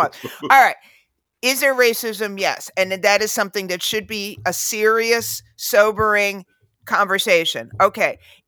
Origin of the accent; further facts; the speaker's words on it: United States; Look, we're American, so we have a fascination with the royals